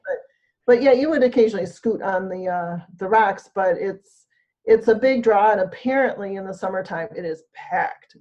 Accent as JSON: {"language": "English", "region": "Michigan", "country": "United States", "said": "I'm from Michigan"}